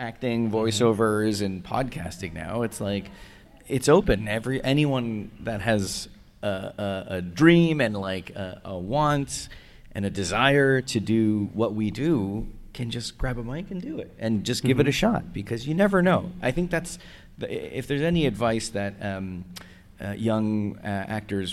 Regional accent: Canada; now in United States; I'm Canadian

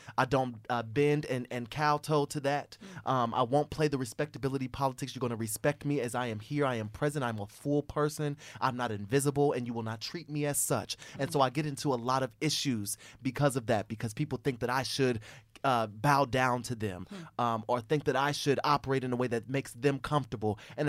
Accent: Fort Wayne, Indiana, United States; We're from Fort Wayne, Indiana. So we're from Fort Wayne, Indiana. We went to a school called Paul Harding High School, which is now closed.

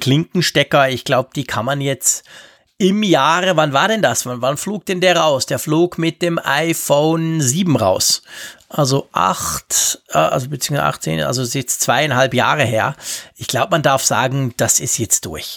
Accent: Switzerland; Gerade als Schweizer

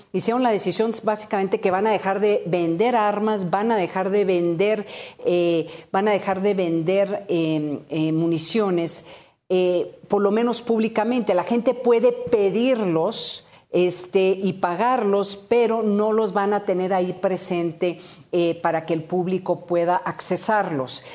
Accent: Sonora, Mexico; en mi tierra como en Sonora

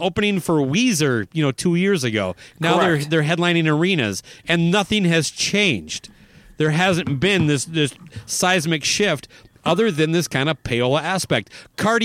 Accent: Owatonna, Minnesota, United States; my hometown, Owatonna

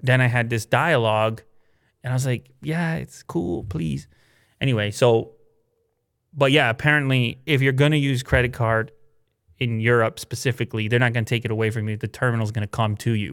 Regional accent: Canada; we're coming from the Canadian perspective

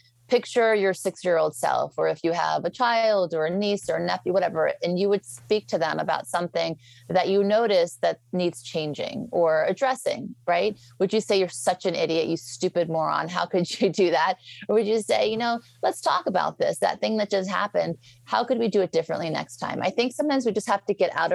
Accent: Beverly Hills, California, United States; also born or lived in New Orleans; I grew up in Beverly Hills. Well, first I was raised in New Orleans and then Beverly Hills

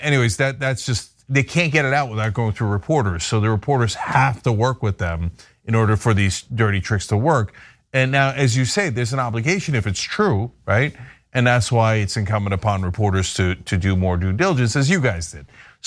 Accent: United States; being an American

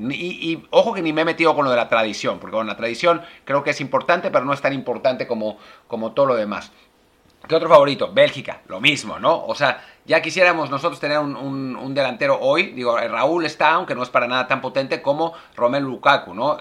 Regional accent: Mexico; para nosotros, para los mexicanos

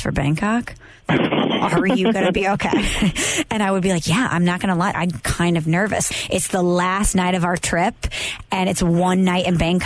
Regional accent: St. Louis, Missouri, United States; St. Louis

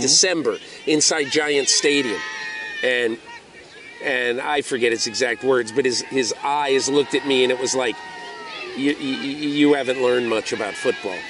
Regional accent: Connecticut, United States; when I was 11 years old, growing up in Connecticut

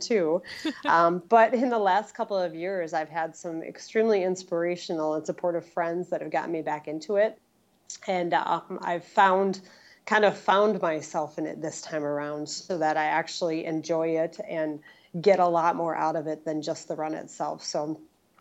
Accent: Wausau, Wisconsin, United States; I'm from Central Wisconsin, right smack dab in the middle, right around Wausau

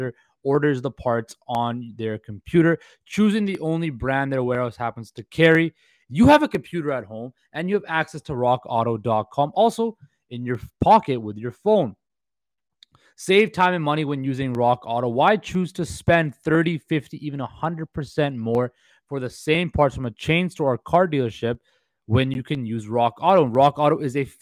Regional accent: Vancouver, British Columbia, Canada; I'm from Vancouver.

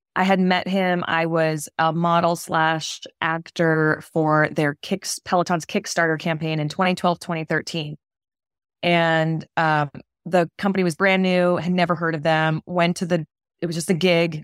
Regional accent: Massachusetts, United States; moved away as an adult; now in New York, United States; I'm from Massachusetts, grew up there, went to college there

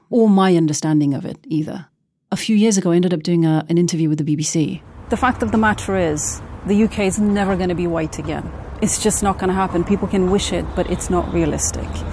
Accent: Oslo, Norway; Growing up in Oslo, Norway, as a brown girl

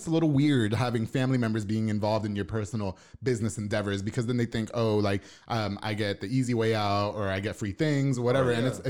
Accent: Puerto Rico; now in Waco, United States; Well, because I'm Puerto Rican, so I'm Caribbean.

